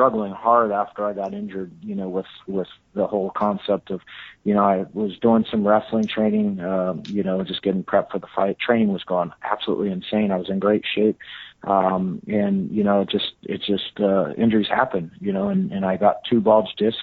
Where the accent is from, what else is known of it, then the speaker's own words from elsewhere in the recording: Fresno, California, United States; my hometown in Fresno